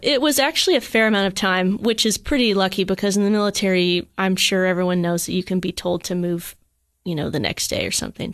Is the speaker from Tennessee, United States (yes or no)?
yes; Cookeville, Tennessee, United States; moved away as an adult; also born or lived in Johnson City, Tennessee / Colorado Springs, Colorado; now in Germany; I'm born and raised Cookville, Tennessee